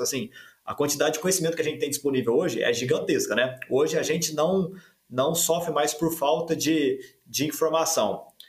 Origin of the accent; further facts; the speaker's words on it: Guaxupé, Minas Gerais, Brazil; moved away as an adult; now in Uberlândia, Brazil; eu venho lá de Gochupé, na verdade Santa Cruz da Prata, que é um distrito pertinho de Gochupé, no sul de Minas Gerais, com 3 mil habitantes